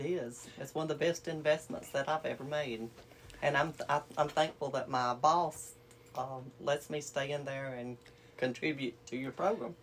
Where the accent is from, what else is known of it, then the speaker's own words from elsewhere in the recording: United States; I'm from uh, Cab County